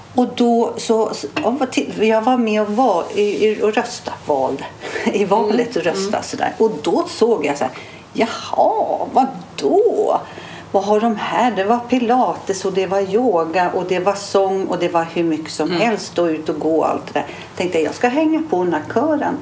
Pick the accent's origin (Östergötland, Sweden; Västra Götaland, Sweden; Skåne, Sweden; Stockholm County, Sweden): Stockholm County, Sweden; Stockholm; jag är ju från stan